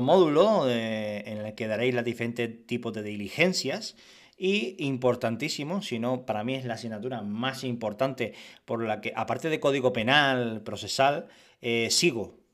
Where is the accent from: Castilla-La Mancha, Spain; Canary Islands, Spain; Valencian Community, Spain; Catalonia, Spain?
Canary Islands, Spain; Era canario y soy canario